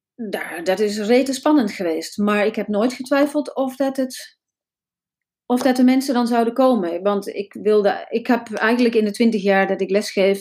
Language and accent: Dutch; North Brabant, Netherlands; moved away; ik kom uit Brabant en eh, daar voelde ik me niet zo thuis, dus ik ben verhuisd lang geleden.